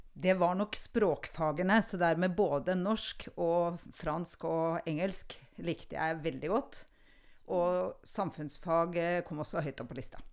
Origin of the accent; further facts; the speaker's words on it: Oslo, Norway; accent: østlandsk; inner Oslo; also born or lived in Bergen; jeg vokste opp på Nordstrand